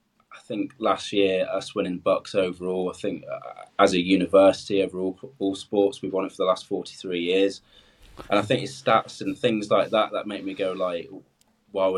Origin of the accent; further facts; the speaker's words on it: Cornwall, South West England, United Kingdom; moved away as an adult; also born or lived in Plymouth; now in Loughborough, United Kingdom; I grew up in Cornwall. I mean, I swam when I was younger in Plymouth. So coming to Loughborough, I have sort of left home